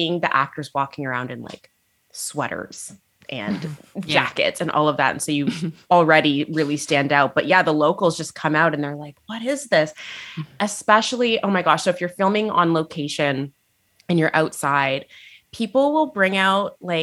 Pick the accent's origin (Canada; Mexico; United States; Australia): Canada; Niagara, Ontario; also born or lived in Toronto; my hometown in Niagara.